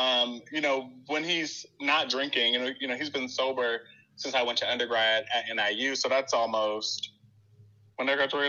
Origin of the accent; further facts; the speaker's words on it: Chicago, Illinois, United States; Like, partly why I'm so staunchly, like, I'm still from Chicago is I spent most of my summers in Chicago